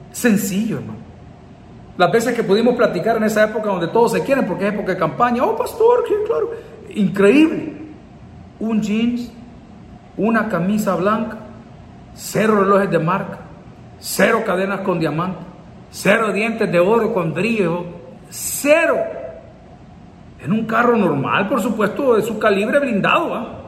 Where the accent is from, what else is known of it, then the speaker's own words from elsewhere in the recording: San Salvador, El Salvador; born there; Soy indio, soy salvadoreño, 100%. Nacimos aquí en San Salvador, en el Hospital Ginecológico, el 22 de enero de 1969, a la 1.05 de la mañana.